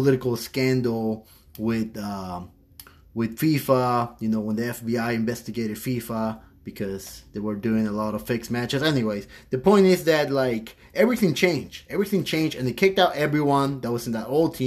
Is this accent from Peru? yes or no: yes; Peru; now in United States; I'm from Peru